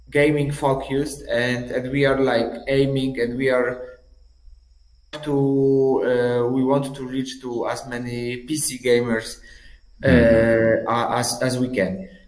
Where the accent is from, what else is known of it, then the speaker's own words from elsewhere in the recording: Poland; I'm from Poland.